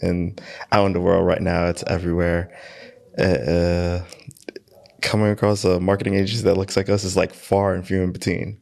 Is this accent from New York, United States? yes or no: yes; New York City, New York, United States; I am from Queens, New York, born and raised